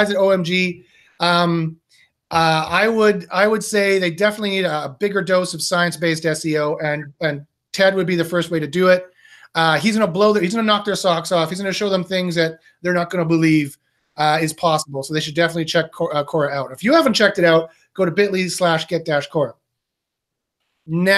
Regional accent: Canada; I am Canadian

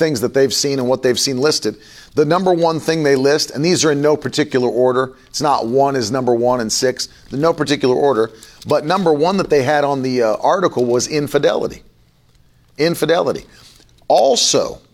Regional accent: West Virginia, United States; I grew up in West Virginia.

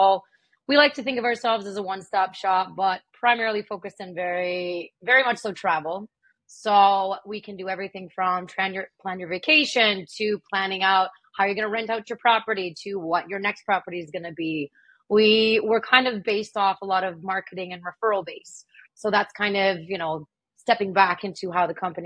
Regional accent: Ottawa, Ontario, Canada; I grew up in Ottawa

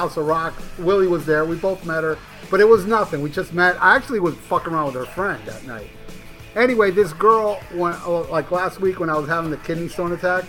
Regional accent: United States; I was born in America. I'm American Cuban

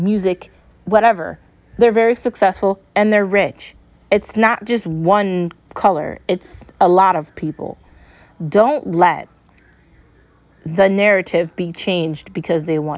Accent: United States; I'm an American.

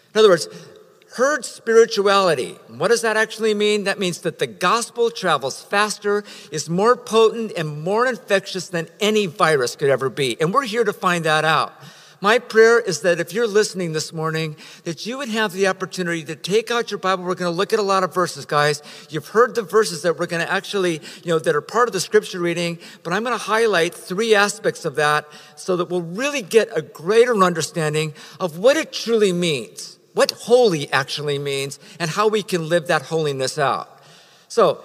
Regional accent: Riverside, California, United States; now in San Diego, United States; I come from Riverside, California, way back in the day

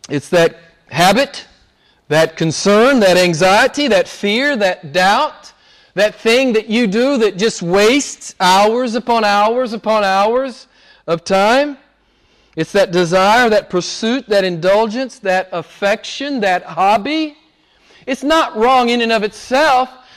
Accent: the South, United States; moved away; I'm from the South in the U.S.

